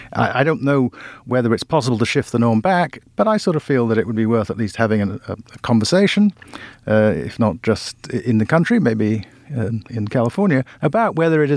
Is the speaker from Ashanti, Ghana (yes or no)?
yes; Kumasi, Ashanti, Ghana; I grew up in a place where, I grew up in Kumasi in Ghana, in a place where every adult was auntie this or uncle that, and everybody was in charge of you.